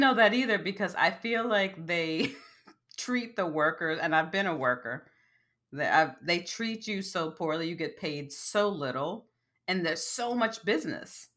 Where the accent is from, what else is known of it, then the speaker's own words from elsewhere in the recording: United States; also born or lived in Bronx, New York; as an American